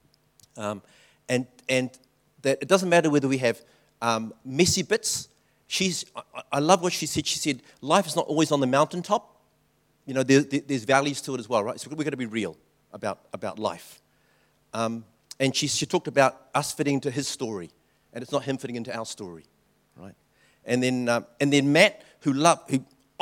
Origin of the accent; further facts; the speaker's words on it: New Zealand; also born or lived in Taishan (family); I'm Chinese. I was born in New Zealand